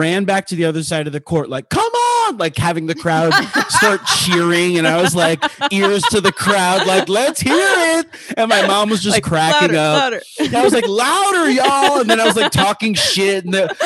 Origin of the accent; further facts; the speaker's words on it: Miami, Florida, United States; I grew up in Miami, Florida.